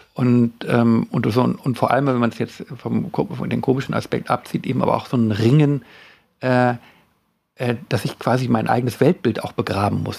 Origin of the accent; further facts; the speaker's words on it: Worpswede, Lower Saxony, Germany; ich bin ja in Wobswede groß geworden